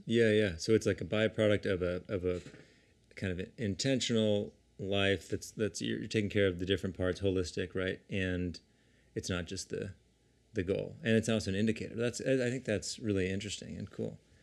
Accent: San Diego, California, United States; we grew up together in San Diego

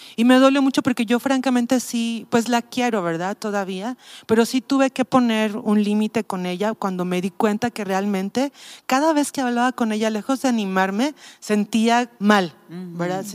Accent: Mexico City, Mexico; moved away as an adult; now in Tepic, Mexico; yo soy de la Ciudad de México, ya tengo 18 años viviendo aquí.

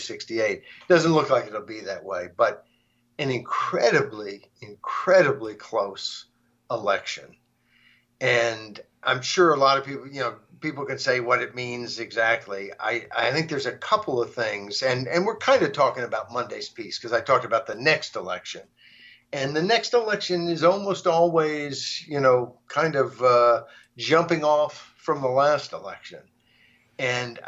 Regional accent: Arkansas, United States; moved away; I grew up in Arkansas.

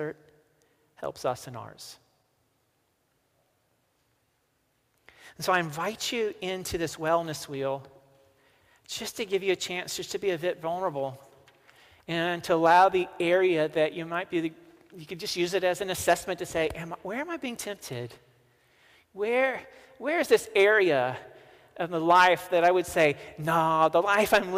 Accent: the South, United States; accent: southern; my southern accent

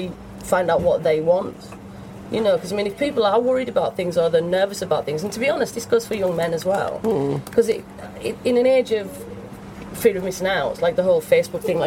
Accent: Cumbria, North West England, United Kingdom; moved away as an adult; also born or lived in Manchester / Leeds; growing up in Cumbria, it's basically you had a choice of going to work at British Steel or at Sellafield

